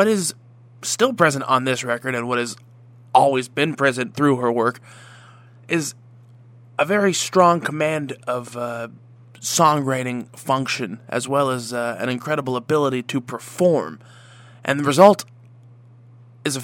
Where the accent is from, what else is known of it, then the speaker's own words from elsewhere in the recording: Mississauga, Ontario, Canada; originally from my hometown of Mississauga, Ontario